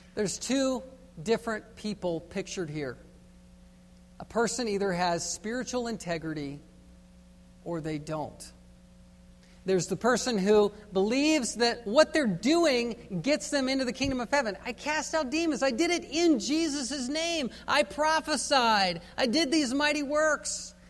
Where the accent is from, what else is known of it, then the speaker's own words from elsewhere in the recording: Virginia, United States; Growing up in Virginia on the East Coast